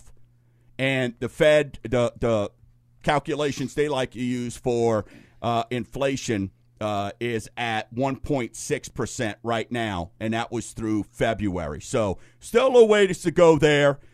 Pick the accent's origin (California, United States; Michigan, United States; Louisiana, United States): Louisiana, United States; St. Bernard; I'm a guy from St. Bernard, Louisiana, affectionately known as God's Country